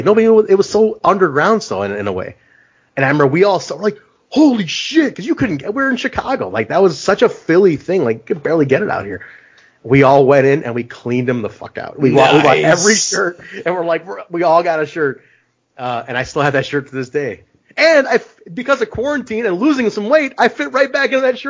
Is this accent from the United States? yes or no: no; Pakistan; I'm like, cool, I'm Pakistani, but like, he's from India. I'm like, we're neighbors.